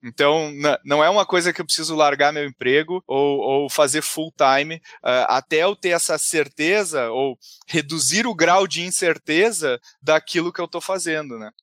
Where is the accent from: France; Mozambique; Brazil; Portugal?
Brazil; Porto Alegre, Rio Grande do Sul; moved away as an adult; now in São Paulo, Brazil; eu sou de Porto Alegre, comecei minha, minha jornada lá